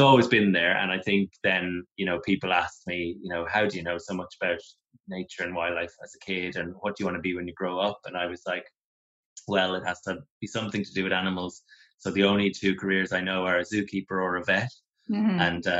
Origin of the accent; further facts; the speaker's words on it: Celbridge, County Kildare, Ireland; also born or lived in Kilkenny / Galway / Cork; I was born in Kilkenny, yeah. We moved around quite a bit. Mum and Dad are both from Kilkenny, but we moved to Galway first, then to Cork. And then from the time I was about 12, I grew up in County Kildare, right near Dublin border, Selbridge.